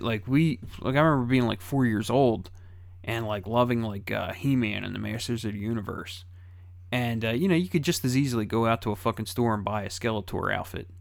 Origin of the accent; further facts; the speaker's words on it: Philadelphia, Pennsylvania, United States; I grew up in Philadelphia